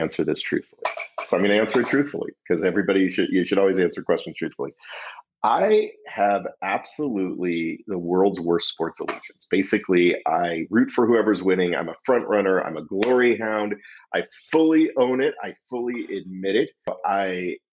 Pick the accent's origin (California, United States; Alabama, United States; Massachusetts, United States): California, United States; Foster City; also born or lived in Upper Westchester, New York; I grew up in Foster City, San Mateo, which is a suburb right outside of San Francisco